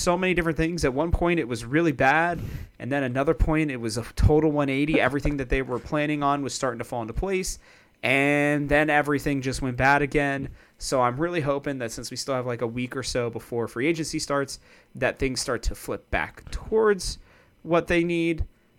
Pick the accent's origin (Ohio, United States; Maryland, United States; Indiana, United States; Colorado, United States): Ohio, United States; Cincinnati; I'm from Cincinnati